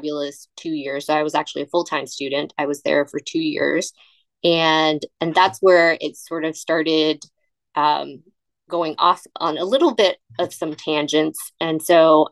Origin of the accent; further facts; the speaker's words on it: California, United States; moved away as an adult; also born or lived in Houston, Texas; I grew up in California, and I came to Texas